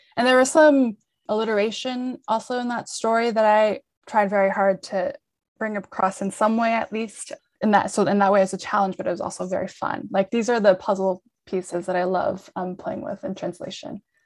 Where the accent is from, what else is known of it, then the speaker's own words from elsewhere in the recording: New York, United States; also born or lived in Lima, Peru; I'm based in New York, uh, where I grew up.